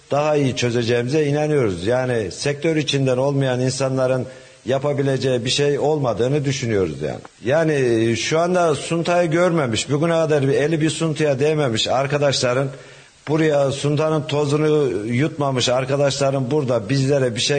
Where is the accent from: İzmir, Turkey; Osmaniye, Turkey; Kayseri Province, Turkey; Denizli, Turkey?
Kayseri Province, Turkey; Hacılar; born there; 1975 e, Hacılar doğumluyum.